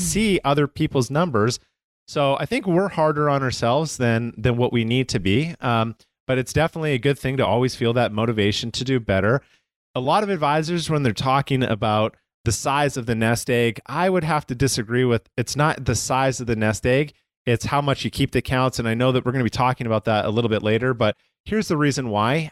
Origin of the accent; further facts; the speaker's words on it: Calgary, Alberta, Canada; moved away as an adult; now in United States; I am originally from Calgary, Canada, um, moved down to the United States in two thousand six permanently and became a citizen.